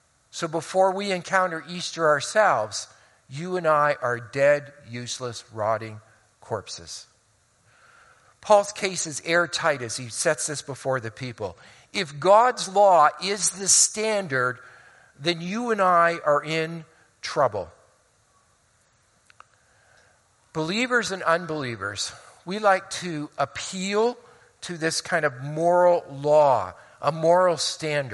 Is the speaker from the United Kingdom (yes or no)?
no; Hamilton, Ontario, Canada; moved away; also born or lived in Oneida Township / Colorado Springs; I grew up for 10 years in Hamilton on the mountain before we moved out to Oneida Township